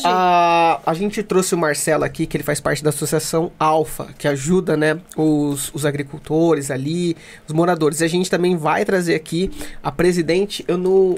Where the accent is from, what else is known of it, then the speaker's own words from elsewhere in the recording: Mogi das Cruzes, São Paulo, Brazil; eu sou de Jundiapeba